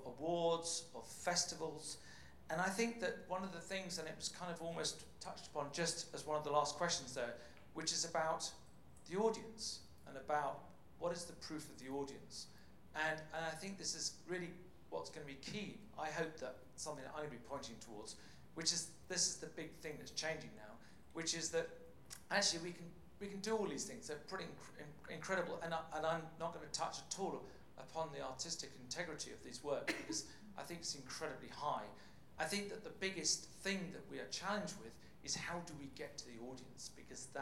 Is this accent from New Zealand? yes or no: no; England, United Kingdom; accent: plummy; moved away as an adult; now in Copenhagen, Denmark; you can probably tell by my plummy tones that I'm from England. But I have been living in Denmark for 10 years now